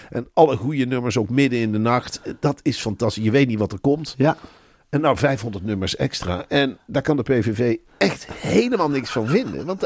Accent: Limburg, Netherlands; born there; Ik ben gewoon geboren in Limburg.

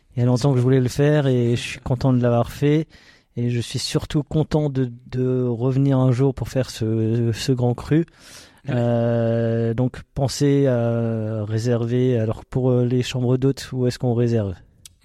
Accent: Alsace, Grand Est, France; on est des Alsaciens

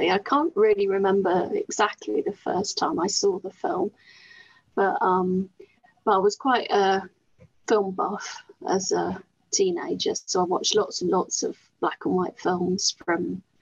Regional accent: Bristol, South West England, United Kingdom; I'm from Bristol.

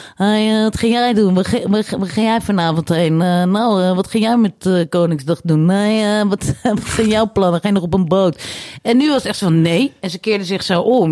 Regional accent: Netherlands; Ik ben gewoon een Hollandse vrouw

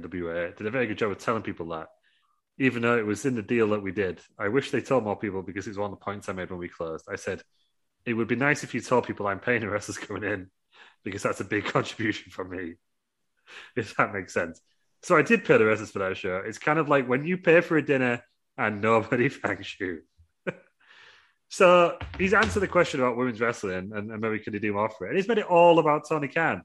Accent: United Kingdom; I'm British.

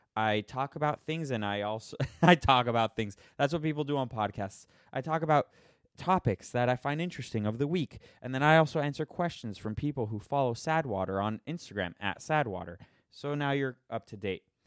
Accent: Miami, Florida, United States; now in Las Vegas, United States; I grew up in Miami, a billion pools there

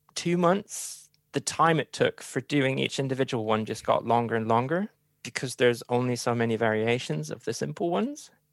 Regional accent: Hamburg, Germany; English is a second language; moved away; originally, I'm from Hamburg

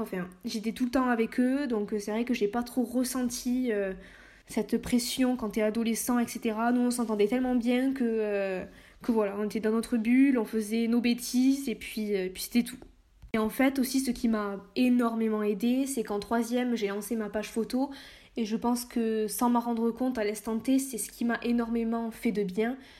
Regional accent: Lot-et-Garonne, Nouvelle-Aquitaine, France; moved away as an adult; also born or lived in Saint-Jean-de-Luz / Bordeaux; Je suis née à Saint-Jean-de-Luz, mais j'ai vécu euh, toute mon enfance euh, dans le Lot-et-Garonne

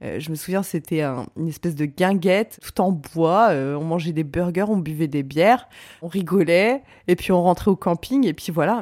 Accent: Reims, Grand Est, France; moved away as an adult; Je suis rentrée à Reims parce que je suis originaire de Reims

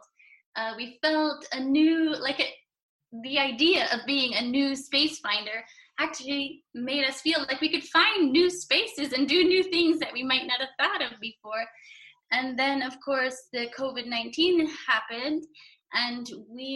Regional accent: Montreal, Quebec, Canada; now in United Kingdom; I come from Montreal, was born there, lived half my life in Montreal, half my life in the UK.

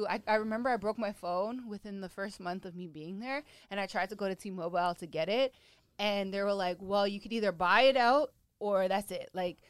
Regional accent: Toronto, Ontario, Canada; I'm coming from Toronto

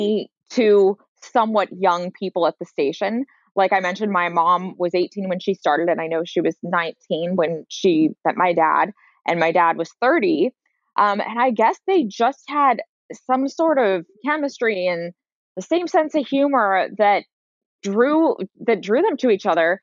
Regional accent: San Francisco, California, United States; I grew up in San Francisco proper.

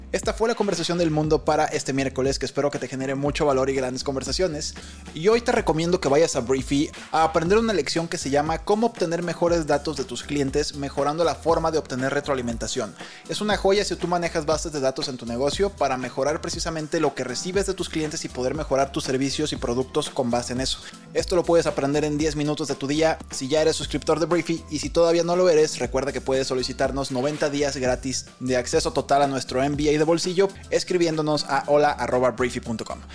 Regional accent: Mexico

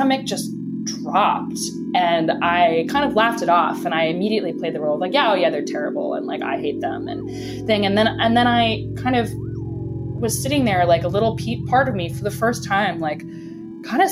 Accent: Bethesda, Maryland, United States; now in Brooklyn, United States; I'm from Washington, D.C., or just outside of that, in Bethesda

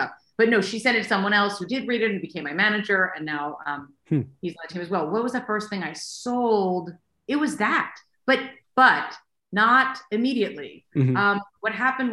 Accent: Baltimore, Maryland, United States; I'm from Baltimore, and I was a lawyer until I had my third child.

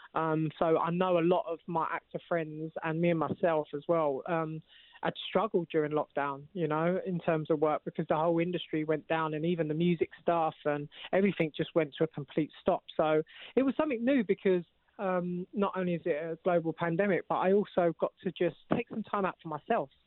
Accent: London, United Kingdom; I'm actually from East London

